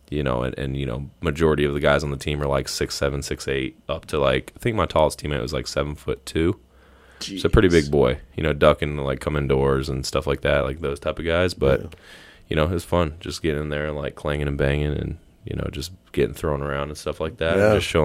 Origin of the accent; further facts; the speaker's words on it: the South, United States; You know, I grew up in the South. Like, there's a church on every corner, Bible Belt, like all that stuff.